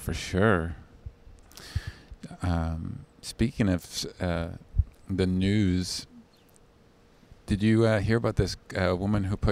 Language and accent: English; Vancouver, British Columbia, Canada; moved away; I'm from Vancouver. I know this snow.